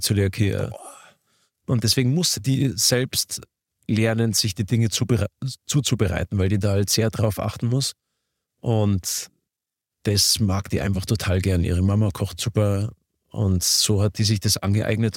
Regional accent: Garmisch-Partenkirchen, Bavaria, Germany; ich komme aus Garmisch-Partenkirchen

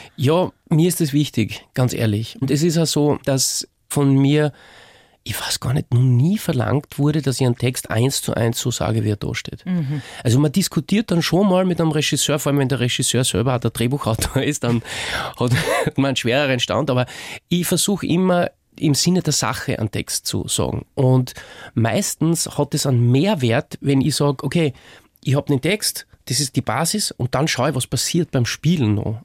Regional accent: Rottenmann, Styria, Austria; accent: Styrian; now in Vienna, Austria; in meiner Heimatstadt in Rottenmann

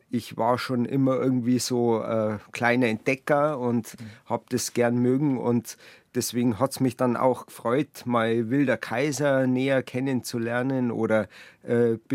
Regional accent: Buching, Bavaria, Germany; da wo ich gelebt habe früher, wo ich aufgewachsen bin, in äh, Buching. Da hat man zwar die Berge direkt vor der Haustür

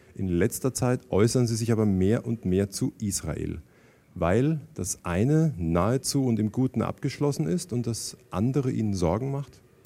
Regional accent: Germany; Jetzt bin ich Deutscher, Jahrgang 61

